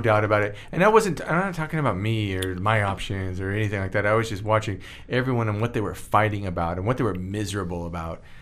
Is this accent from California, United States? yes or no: yes; Stockton, California, United States; moved away; also born or lived in Bakersfield, California / San Diego, California / Los Angeles, California; I was born in Stockton, California